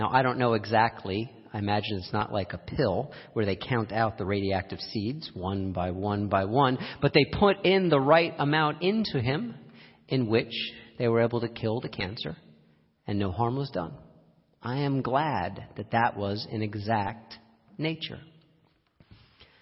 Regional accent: Lehigh Valley, Pennsylvania, United States; I grew up in the Lehigh Valley

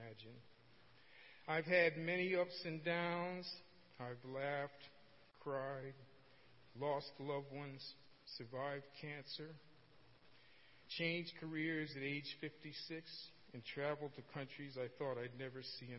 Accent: Norwalk, Connecticut, United States; also born or lived in New Rochelle, New York; I was born on November 26, 1946, in New Rochelle, New York. I grew up in Norwalk, Connecticut, a small city located on Long Island Sound

